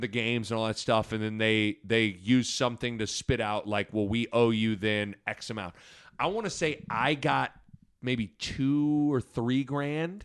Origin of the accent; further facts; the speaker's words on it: Lincoln, Nebraska, United States; I grew up in Lincoln and I love Nebraska